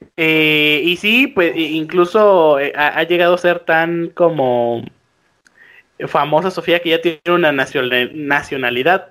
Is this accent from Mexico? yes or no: yes; Mexico; nosotros como mexicanos